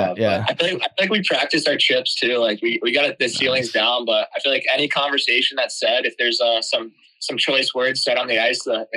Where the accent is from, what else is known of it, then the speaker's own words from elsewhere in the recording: Columbus, Ohio, United States; moved away; I'm from Columbus